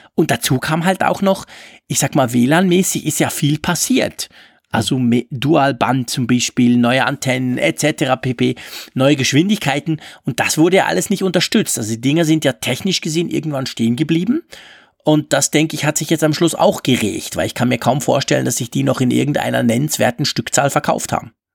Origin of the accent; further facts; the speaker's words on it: Switzerland; bei uns in der Schweiz